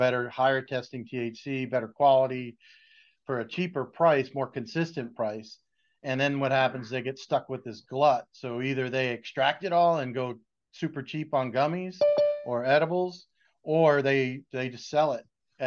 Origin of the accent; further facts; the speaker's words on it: Boston, Massachusetts, United States; I'm from Boston